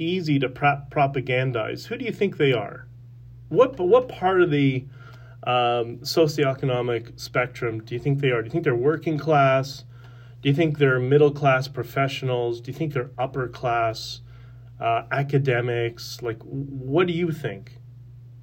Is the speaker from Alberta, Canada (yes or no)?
no; Toronto, Ontario, Canada; I grew up in York Mills in the 80s and 90s